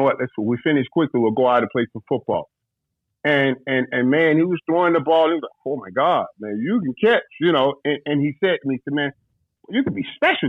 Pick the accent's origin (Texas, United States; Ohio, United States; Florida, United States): Florida, United States; Fort Lauderdale; I grew up in Fort Lauderdale, you know, Florida.